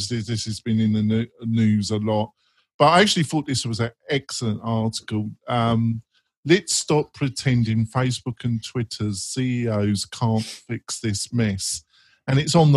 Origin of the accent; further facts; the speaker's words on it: England, United Kingdom; I'm English